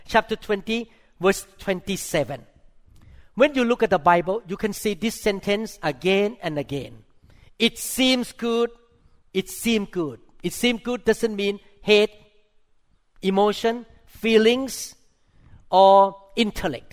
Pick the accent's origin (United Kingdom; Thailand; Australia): Thailand; I'm a Thai Christian. I mean, I grew up in Thailand